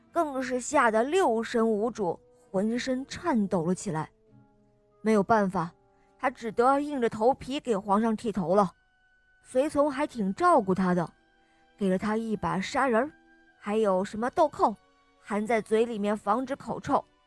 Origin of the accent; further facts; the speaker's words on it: Hangzhou, Zhejiang, China; 我们来自杭州